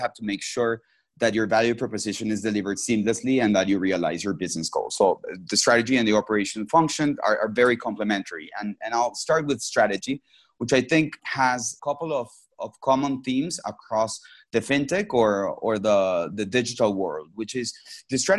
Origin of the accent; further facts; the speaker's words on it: Venezuela; moved away as an adult; also born or lived in Mexico / Boston; I was born and raised in Venezuela and came in Mexico for undergrad studies